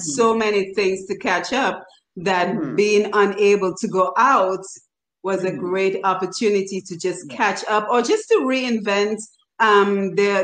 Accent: Dominica; growing up in Dominica

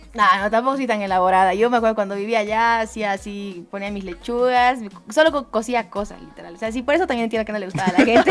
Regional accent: Bolivia; como bolivianos

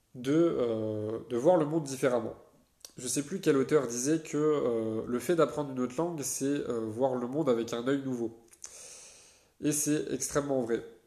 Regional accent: France; en tant que Français

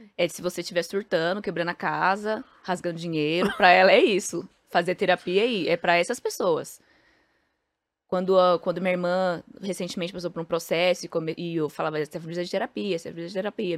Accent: São Paulo, Brazil; o prédio em frente ao Pombas Urbanas é onde eu fui criada

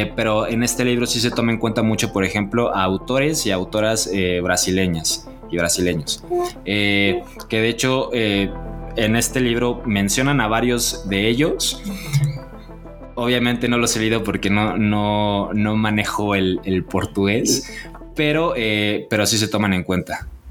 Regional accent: Mexico

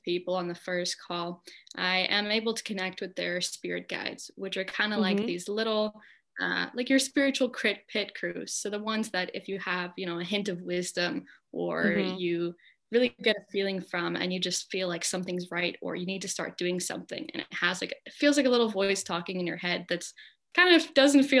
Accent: California, United States; my hometown is super like hippie alternative, you know, small California hippie town in the mountains

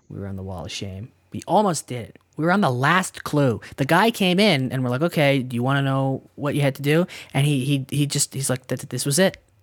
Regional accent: Canada; we're Canadian

